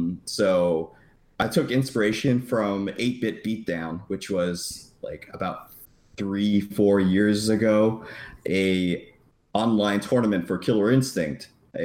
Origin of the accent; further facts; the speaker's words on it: Florida, United States; I'm from Florida